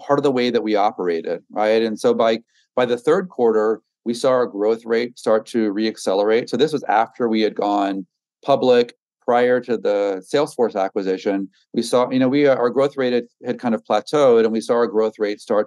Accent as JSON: {"language": "English", "region": "Texas", "country": "United States", "tie": "born or raised there", "also_born_or_lived": "Brooklyn, New York", "moved": "as an adult", "said": "I grew up in Texas"}